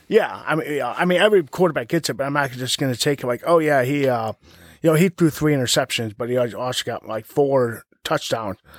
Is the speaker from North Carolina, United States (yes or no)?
no; Ohio, United States; I'm from Ohio